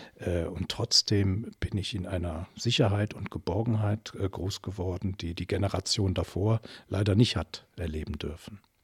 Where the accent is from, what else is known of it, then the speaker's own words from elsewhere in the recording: Germany; moved away as an adult; now in Belgium; ich komme ursprünglich aus der Eifel, die auch an Belgien angrenzt